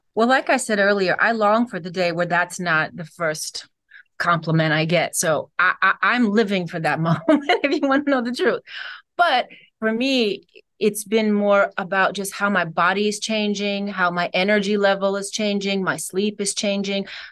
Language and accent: English; Cleveland, Ohio, United States; I'm from Cleveland, Ohio